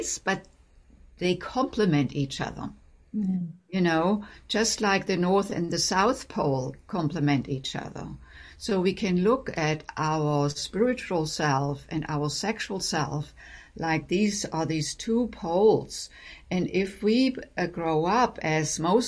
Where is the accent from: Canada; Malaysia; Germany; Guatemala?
Germany; moved away as an adult; also born or lived in Boston; now in United States; I grew up in Germany